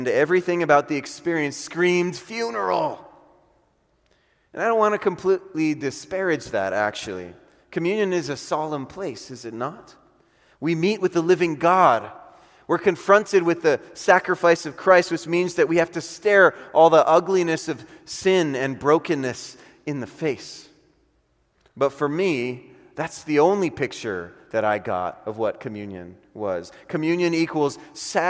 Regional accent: Honolulu, Hawaii, United States; moved away; I'm from Honolulu, Hawaii

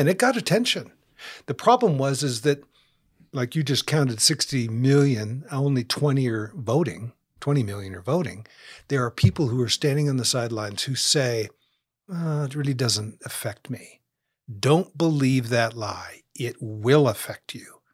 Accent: United States; here in America just because we're American

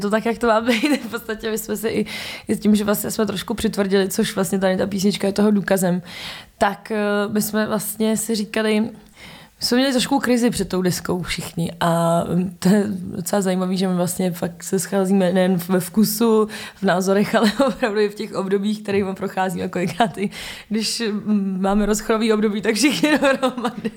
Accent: Czechia; jsme Češi

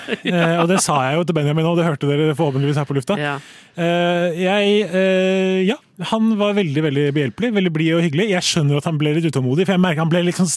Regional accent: Sweden; now in Norway; Som dere hører, jeg er fra Sverige

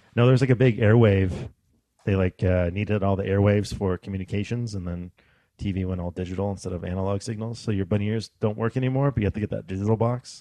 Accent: Alaska, United States; moved away; I grew up in Alaska

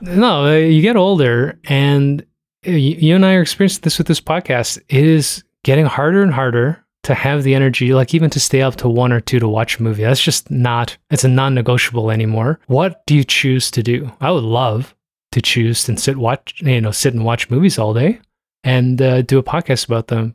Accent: Toronto, Ontario, Canada; I was raised in Toronto and, uh, I don't speak Korean

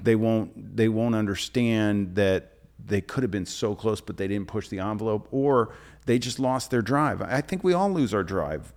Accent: New Jersey, United States; now in New York City, United States; I grew up sailing on the Jersey Shore and it was a summer house. Like, we would stay there in the summer, in the winter, we'd go to North Jersey

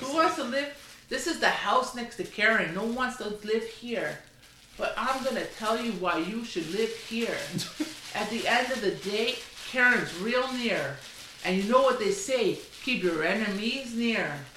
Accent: Canada; We're the Canadian mother son

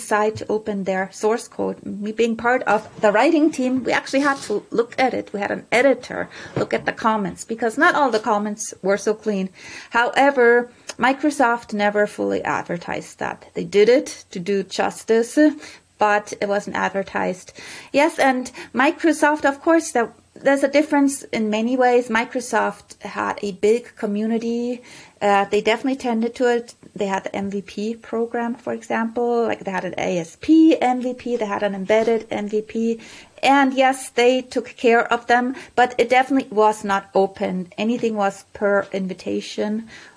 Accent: Germany; moved away; I'm originally from Germany

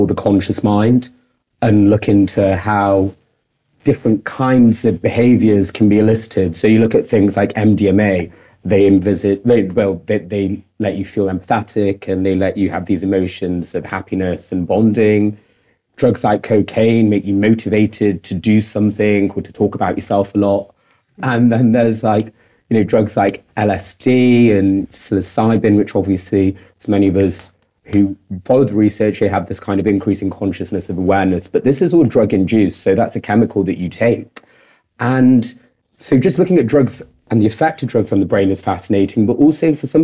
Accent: Manchester, North West England, United Kingdom; moved away as an adult; also born or lived in Altrincham; now in London, United Kingdom; I'm from Manchester, so the north of England.

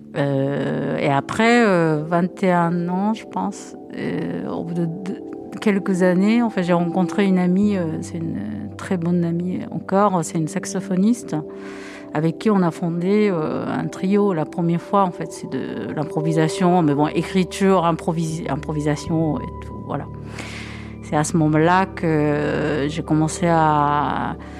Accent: Japan; moved away as an adult; now in France; J'ai grandi complètement au Japon. je suis pure, pure japonaise

